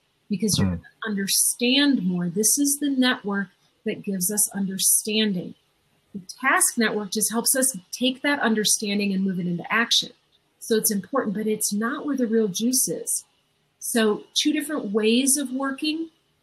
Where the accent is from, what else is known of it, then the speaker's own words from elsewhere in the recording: Minnesota, United States; I'm from Minnesota